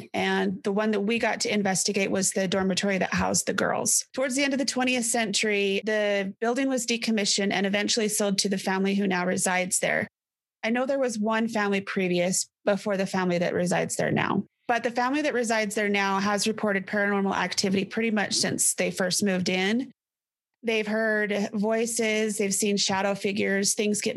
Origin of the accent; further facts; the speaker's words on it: South Fremont, Idaho, United States; we're from South Fremont.